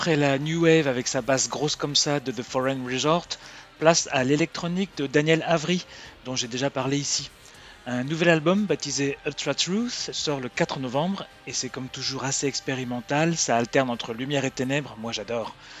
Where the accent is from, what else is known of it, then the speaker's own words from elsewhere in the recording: France; chez nous en France